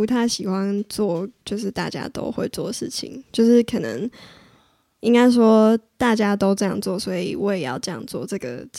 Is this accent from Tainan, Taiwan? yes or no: no; Shulin, then Huayuan New Town, New Taipei, Taiwan; 我小时候住在树林